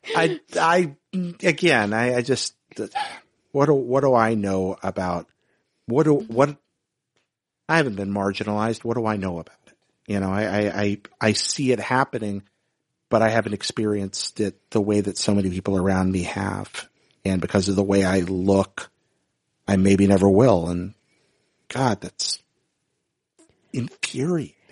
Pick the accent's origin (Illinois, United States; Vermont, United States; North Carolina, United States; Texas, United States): North Carolina, United States; I grew up in North Carolina, and this was in the mid-nineteen nineties